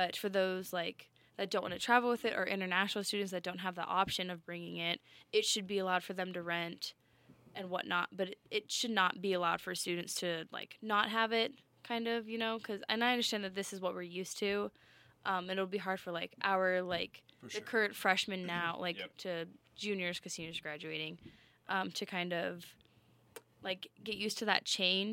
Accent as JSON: {"language": "English", "region": "Colorado", "country": "United States", "said": "I'm from Colorado"}